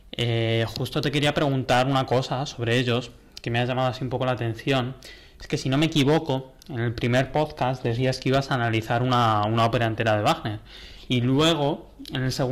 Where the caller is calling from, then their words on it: Toledo, Castilla-La Mancha, Spain; Hola Juan, ¿qué hay? … de Toledo.